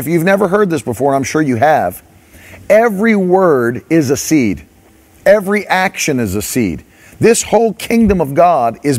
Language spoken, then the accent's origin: English; West Virginia, United States; I grew up in West Virginia